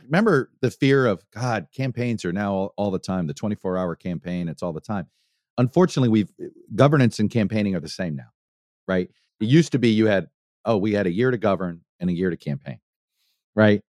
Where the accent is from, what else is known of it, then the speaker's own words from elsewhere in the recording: Miami, Florida, United States; my hometown team